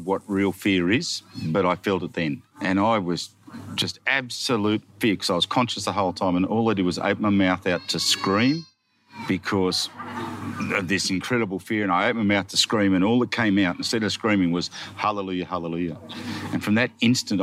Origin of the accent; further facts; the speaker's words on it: Gunning, New South Wales, Australia; I come from Gunning, satellite city of the universe.